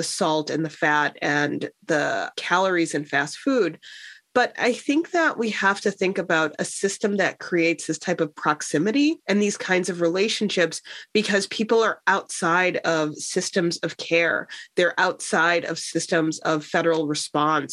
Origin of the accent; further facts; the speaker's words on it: Chicago, Illinois, United States; growing up in Chicago